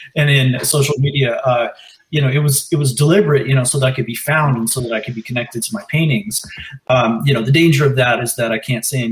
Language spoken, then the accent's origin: English; Northern California, United States; moved away as an adult; also born or lived in Claremont, California; now in Los Angeles, United States; I'm from Northern California originally. I came down to Claremont for grad school